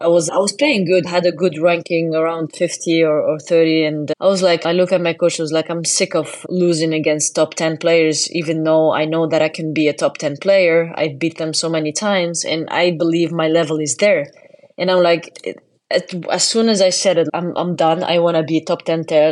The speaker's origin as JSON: {"language": "English", "country": "Tunisia", "tie": "born or raised there"}